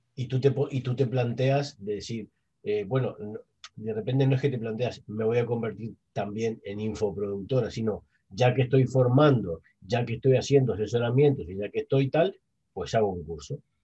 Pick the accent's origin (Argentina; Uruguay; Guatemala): Uruguay; moved away as an adult; now in Spain; yo hace 21 años que estoy en España, yo soy uruguayo